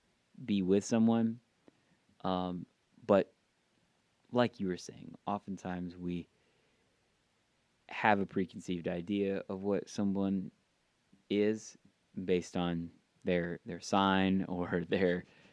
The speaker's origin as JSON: {"language": "English", "region": "Georgia", "country": "United States", "said": "I'm not Southern, like I'm not from the South. I've had that before. They think that I'm not from Georgia just because I don't have a country drawl."}